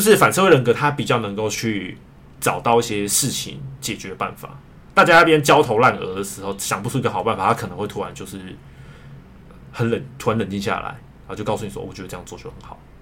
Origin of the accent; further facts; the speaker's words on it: rural Miaoli, Miaoli County, Taiwan; 毕竟我是乡下的，就是我， 我是出生在苗栗乡下嘛